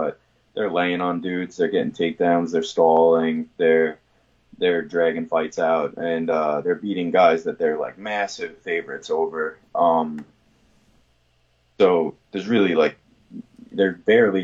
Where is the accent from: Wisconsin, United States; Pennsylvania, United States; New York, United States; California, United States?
New York, United States; I'm from New York